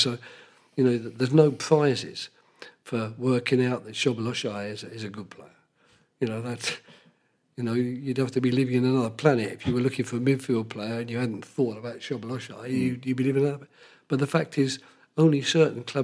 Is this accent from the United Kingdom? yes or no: yes; England, United Kingdom; being English